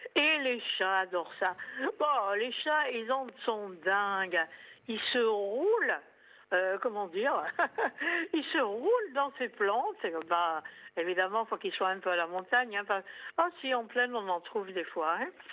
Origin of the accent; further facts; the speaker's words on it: Corsica, France; chez nous en Corse